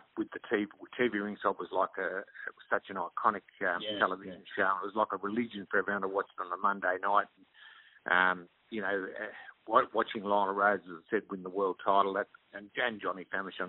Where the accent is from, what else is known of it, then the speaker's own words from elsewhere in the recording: Melbourne, Victoria, Australia; also born or lived in Hamilton, Victoria / Williamstown, Victoria; we moved from Hamilton to Glenburbie, which is Essendon, right next to Essendon